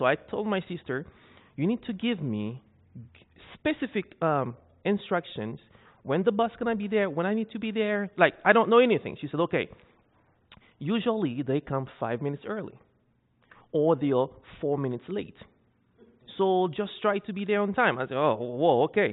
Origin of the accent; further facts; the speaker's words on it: Haiti; moved away as an adult; also born or lived in Saskatchewan, Canada; I'm Haitian, so I'm from Haiti